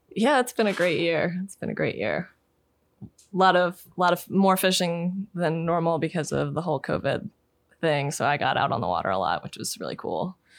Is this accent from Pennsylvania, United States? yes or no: yes; Pennsylvania, United States; I grew up in Pennsylvania and we, we lived in the, you know, Appalachians